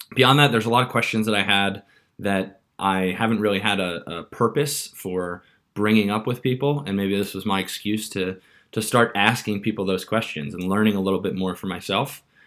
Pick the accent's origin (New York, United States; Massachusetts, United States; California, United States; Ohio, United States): New York, United States; Long Island; moved away as an adult; also born or lived in San Francisco; now in London, United Kingdom; I grew up on Long Island in a town where a large number of people commute to New York City every day